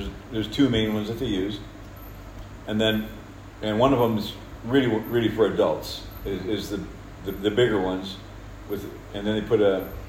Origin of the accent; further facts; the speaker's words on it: Kerawa Mission Station, DR Congo; I was born over in Congo at Kerawa Mission Station in 1955. And grew up in that area